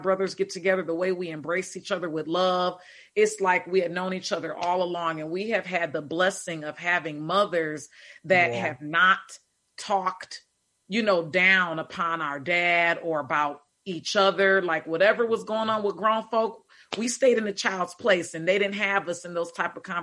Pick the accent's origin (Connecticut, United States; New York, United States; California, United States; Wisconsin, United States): Wisconsin, United States; Milwaukee; I grew up in Milwaukee, Wisconsin